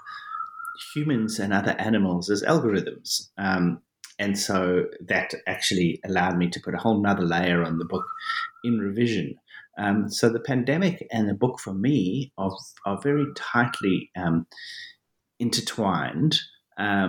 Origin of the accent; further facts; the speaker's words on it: Johannesburg, Gauteng, South Africa; I was born and I grew up in South Africa, in Johannesburg, South Africa.